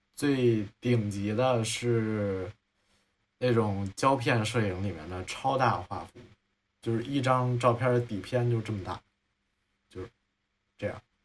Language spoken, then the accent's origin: Chinese; Hunan, China; now in Beijing, China; 因为我是湖南人，然后我就说藤原臭豆腐也不行，然后我就想，那我住在北京